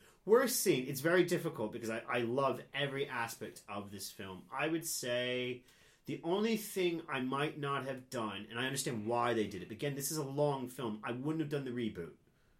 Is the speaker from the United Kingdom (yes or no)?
yes; England, United Kingdom; I'm English. You still haven't figured that out.